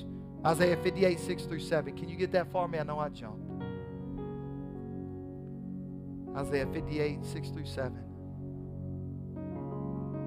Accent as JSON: {"language": "English", "region": "the South", "country": "United States", "accent": "southern drawl", "said": "a lot of us have a southern drawl"}